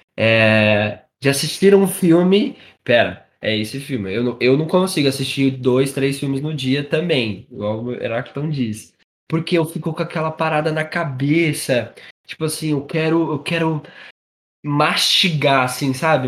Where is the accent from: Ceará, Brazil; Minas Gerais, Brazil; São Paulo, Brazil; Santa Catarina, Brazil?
São Paulo, Brazil; Carapicuíba; Eu e você somos de Carapicuíba